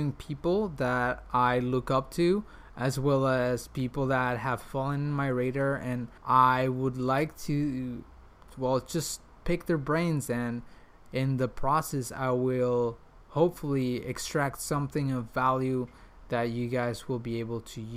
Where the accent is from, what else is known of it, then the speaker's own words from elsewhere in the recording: Mexico; English is a second language; moved away as an adult; also born or lived in Prague; now in Switzerland; I was born and raised in Mexico